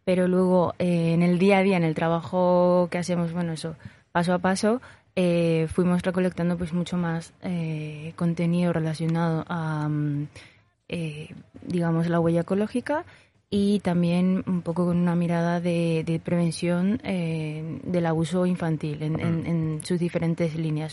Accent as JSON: {"language": "Spanish", "country": "Paraguay", "moved": "as an adult", "lives_now": "Zaragoza, Spain", "said": "yo llevo tres años en Zaragoza, eh, vengo de Paraguay"}